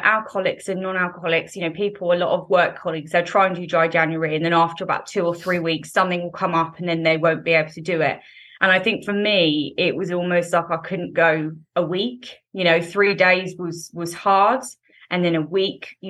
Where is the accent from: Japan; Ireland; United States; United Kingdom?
United Kingdom; England; So I live in England. So I grew up in England and I'm 26 years old.